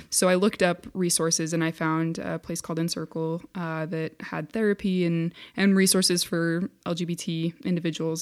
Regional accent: Centerville, Utah, United States; I grew up in Centerville, Utah, which is a, a little tiny town

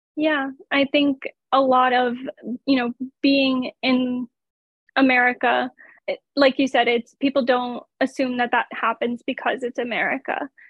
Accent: United States; being an American

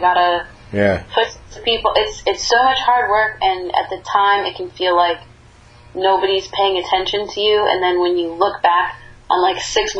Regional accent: Northeast, United States; I grew up in the Northeast, and I didn't grow up with country music, so it's not really my influence.

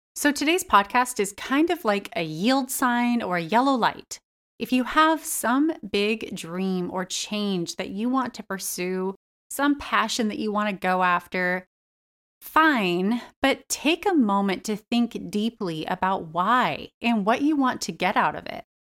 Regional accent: United States; I just absorbed over years of being an American

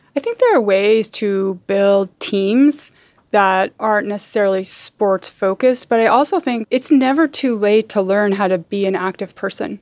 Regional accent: Salt Lake City, Utah, United States; moved away as an adult; also born or lived in San Francisco, California; now in Oakland, United States; I grew up in Utah, in the suburbs of Salt Lake

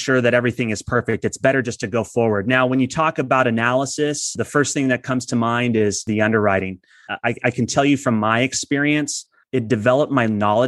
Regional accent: Imperial Valley, Southern California, United States; I'm originally from Southern California. I grew up in a community called Imperial Valley, which is east of San Diego

